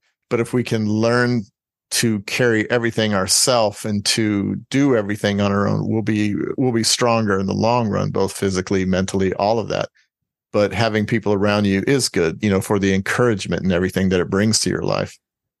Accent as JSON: {"language": "English", "region": "Florida", "country": "United States", "tie": "born there", "also_born_or_lived": "Spain / Hawaii", "said": "I was born in Florida, went to Spain immediately. Well, went to Hawaii for about 6 months and then we went to Spain."}